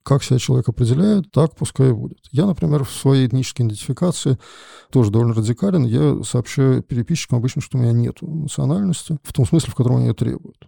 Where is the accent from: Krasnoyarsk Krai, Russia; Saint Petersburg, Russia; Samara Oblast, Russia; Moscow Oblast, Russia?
Saint Petersburg, Russia; я родился в СССР и в Ленинграде, несмотря на то, что я живу в Петербурге